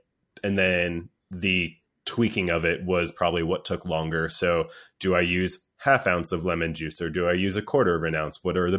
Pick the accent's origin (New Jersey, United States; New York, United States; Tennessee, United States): New Jersey, United States; born there; While I was not born here, I was born in Jersey, like I said, but I've lived a good portion of my life down here